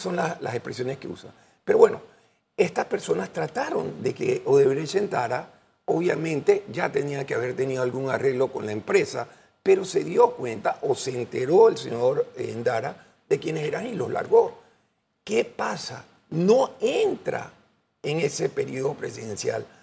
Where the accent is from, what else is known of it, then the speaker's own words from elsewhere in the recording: Panama; Yo voy a hacer mi trabajo como panameño